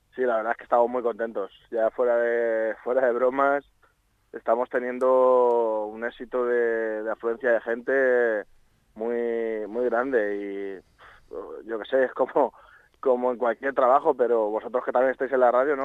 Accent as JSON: {"language": "Spanish", "town": "Villarrobledo", "region": "Castilla-La Mancha", "country": "Spain", "tie": "born or raised there", "said": "yo estoy implicado en mi pueblo"}